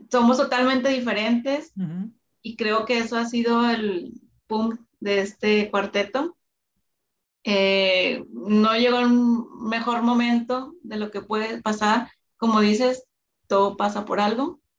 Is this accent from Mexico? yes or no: no; Colombia; no, sí, yo soy gordita colombiana.